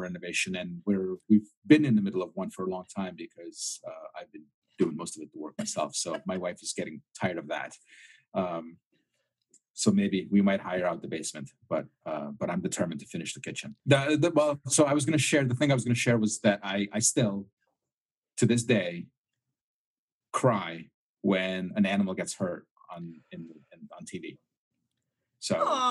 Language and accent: English; Minnesota, United States; I'm from Minnesota.